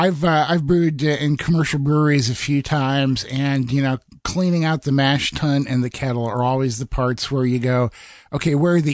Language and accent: English; Iowa, United States; I grew up in the Midwest in Iowa